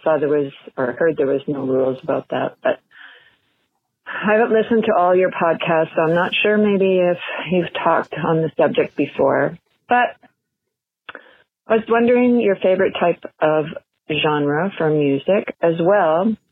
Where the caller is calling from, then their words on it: Saskatchewan, Canada; I'm calling from Saskatchewan, Canada.